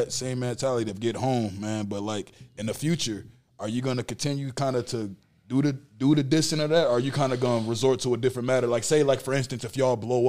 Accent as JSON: {"language": "English", "town": "Saint Paul", "region": "Minnesota", "country": "United States", "said": "I'm from St. Paul"}